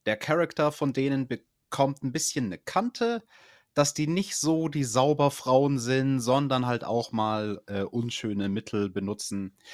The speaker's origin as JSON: {"language": "German", "region": "Bavaria", "country": "Germany", "said": "bei uns in Bayern, das ist die schwierigste Schule"}